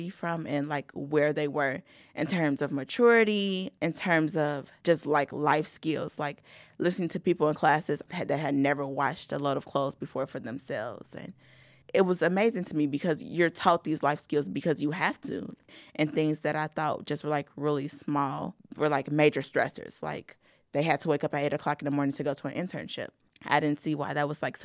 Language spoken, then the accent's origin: English; Gary, Indiana, United States; Growing up in Gary and then going to Valpo